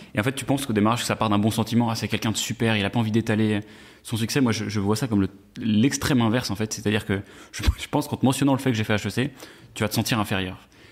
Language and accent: French; Versailles, Île-de-France, France; j'ai grandi à Versailles